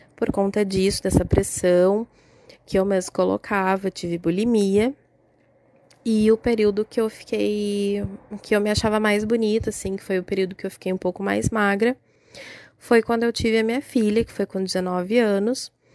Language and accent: Portuguese; Porto Alegre, Rio Grande do Sul, Brazil; sou de Porto Alegre, Rio Grande do Sul